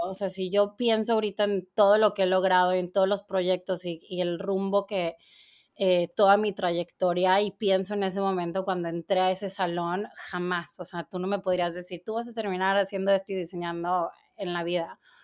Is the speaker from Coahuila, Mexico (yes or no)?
yes; Torreón, Coahuila, Mexico; moved away as an adult; now in New York, United States; yo soy, de Torreón, Coahuila y ya tengo 16 años viviendo en, Nueva York.